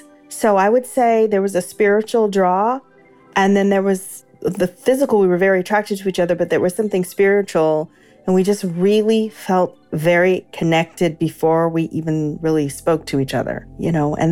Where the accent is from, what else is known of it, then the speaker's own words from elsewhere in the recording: Oxnard, California, United States; also born or lived in Los Angeles, California; I'm 47 years old, and my hometown is Oxnard, California, originally from LA.